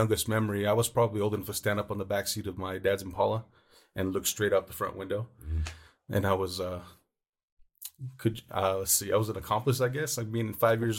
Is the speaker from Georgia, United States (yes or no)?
no; Los Angeles, California, United States; I was born and raised in Los Angeles, California.